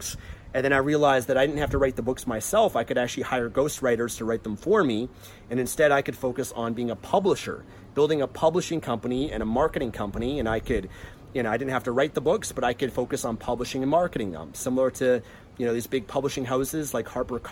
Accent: Vancouver, British Columbia, Canada; I'm from Vancouver, Canada, so that's where I came from.

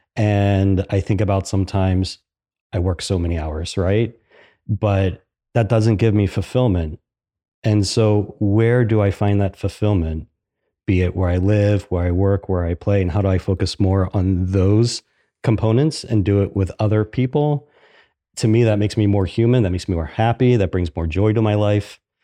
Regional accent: Philadelphia, Pennsylvania, United States; moved away as an adult; now in Columbus, United States; I'm from Philadelphia.

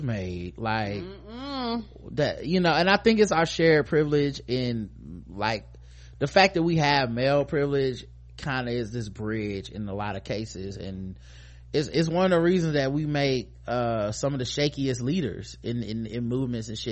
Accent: United States; being an American

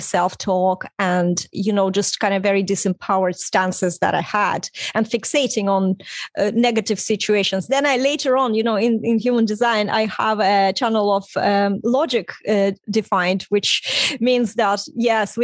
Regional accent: Estonia; first language Russian; English is a second language; moved away as an adult; also born or lived in Ireland; Even for me to leave Estonia, it was late 90s

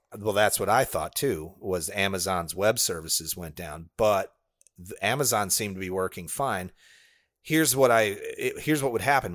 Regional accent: Illinois, United States; now in Florida, United States; I grew up in Illinois

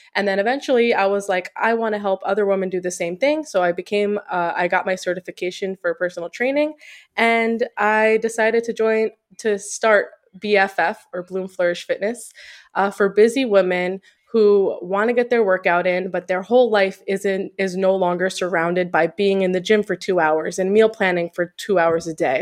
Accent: Long Island, New York, United States; moved away as an adult; also born or lived in New Jersey; now in Florida, United States; we grew up in Long Island

